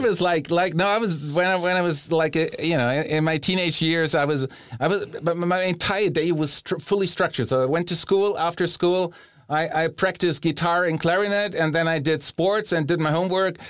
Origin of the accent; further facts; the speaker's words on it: Germany; also born or lived in Bohemia; now in Rome, Italy; growing up in Germany